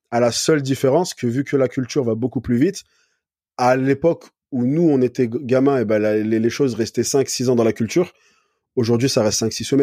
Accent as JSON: {"language": "French", "town": "Valence", "region": "Auvergne-Rhône-Alpes", "country": "France", "tie": "born or raised there", "also_born_or_lived": "Paris / Montpellier / United States / Lyon", "said": "Alors, de base, je suis de Paris, mais après, j'ai grandi dans le sud, donc vers Valence. ce qui est côté Grenoble, Lyon, enfin, ce secteur-là. Puis après, j'étais à Montpellier, je suis remonté à Paris, j'ai vécu aux États-Unis, à Lyon."}